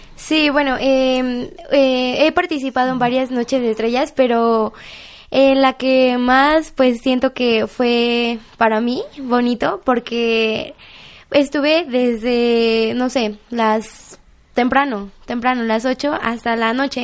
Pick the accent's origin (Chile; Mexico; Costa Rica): Mexico; Apizaco, Tlaxcala; Yo soy de Apizaco